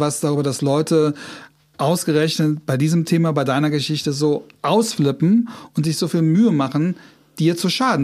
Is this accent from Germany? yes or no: yes; Trier, Rhineland-Palatinate, Germany; moved away; ich komme aus Trier